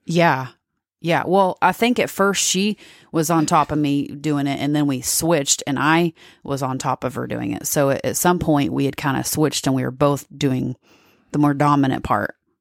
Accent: Texas, United States; I'm from Texas

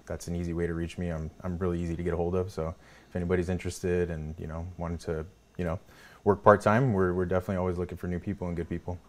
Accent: Salinas, California, United States; I grew up in Salinas

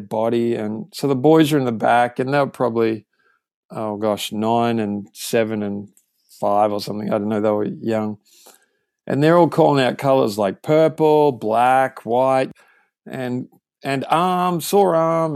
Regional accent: Australia; moved away as an adult; now in California, United States; I grew up in Australia, as you can tell

